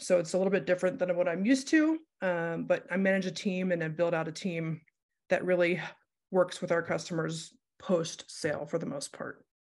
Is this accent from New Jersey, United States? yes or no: no; Ohio, United States; moved away as an adult; now in Denver, United States; I grew up in Ohio, moved here for college